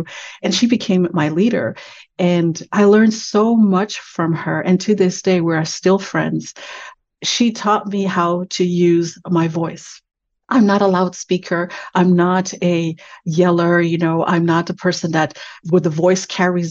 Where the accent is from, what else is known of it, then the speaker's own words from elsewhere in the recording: Canada; I'm Canadian